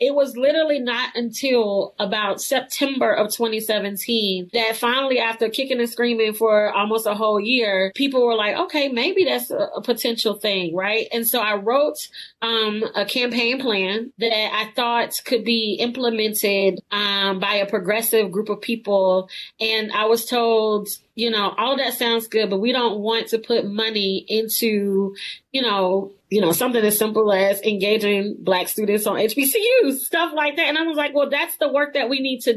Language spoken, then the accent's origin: English; Birmingham, Alabama, United States; also born or lived in Washington, D.C.; I'm from Birmingham